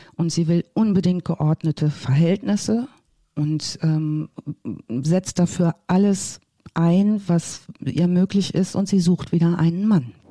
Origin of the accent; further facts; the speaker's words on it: North Rhine-Westphalia, Germany; moved away; Ich bin ja ursprünglich ganz aus Westfalen